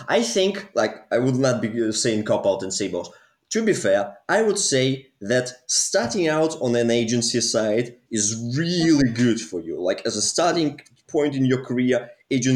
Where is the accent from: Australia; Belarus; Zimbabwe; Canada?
Belarus; moved away; also born or lived in Manchester; I'm originally from Eastern Europe, a country called Belarus.